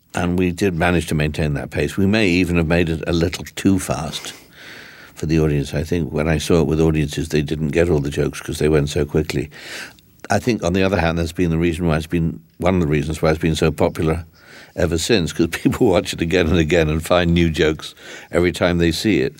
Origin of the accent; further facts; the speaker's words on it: England, United Kingdom; also born or lived in London; when I was growing up, and in England